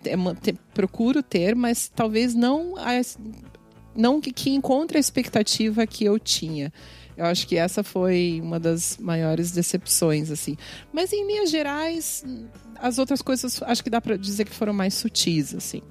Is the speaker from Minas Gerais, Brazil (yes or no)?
no; Curitiba, Paraná, Brazil; moved away as an adult; now in Canada; Eu sou de Curitiba